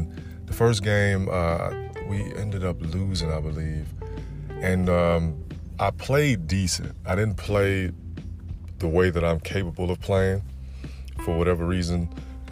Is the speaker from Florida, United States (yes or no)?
yes; Florida, United States; I'm from the South, I'm from Florida